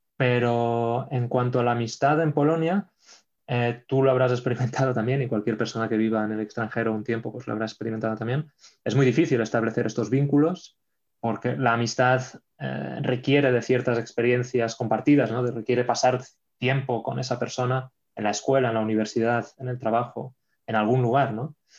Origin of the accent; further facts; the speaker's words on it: Catalonia, Spain; moved away; also born or lived in Poland; soy español, también soy catalán.